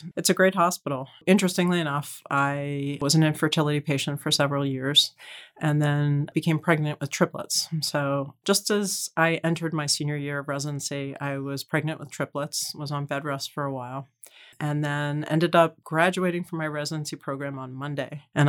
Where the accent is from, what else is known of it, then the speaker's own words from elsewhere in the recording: Philadelphia, Pennsylvania, United States; moved away as an adult; also born or lived in Baltimore; now in New York, United States; I grew up in Philadelphia and then went to college and outside of Baltimore, and then eventually moved to New York to actually work first as an actuary.